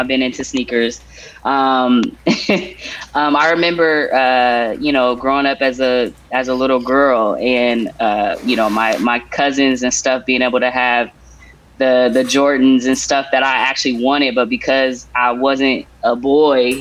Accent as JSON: {"language": "English", "town": "Portland", "region": "Oregon", "country": "United States", "tie": "born or raised there", "said": "Born and raised in Portland, the backyard of the Swoosh"}